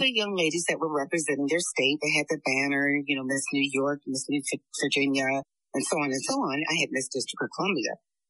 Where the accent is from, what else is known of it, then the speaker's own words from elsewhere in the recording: Frankfurt, Hesse, Germany; also born or lived in Italy; Well, I'm an Army brat. I like to get that out the way first. I grew up in Germany, Frankfurt, Darmstadt.